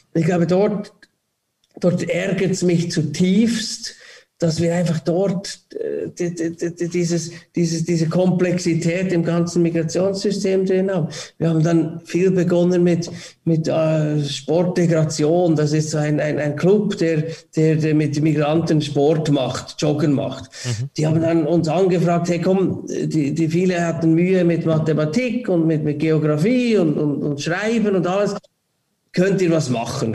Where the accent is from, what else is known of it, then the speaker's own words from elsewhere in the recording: Switzerland; wir als Schweiz